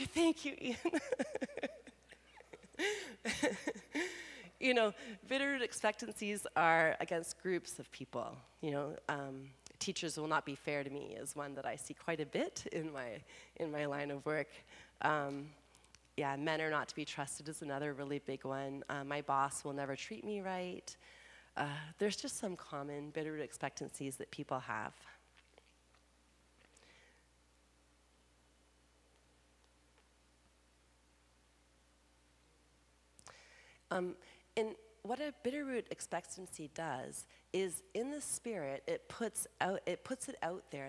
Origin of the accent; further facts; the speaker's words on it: Canada; Being Canadian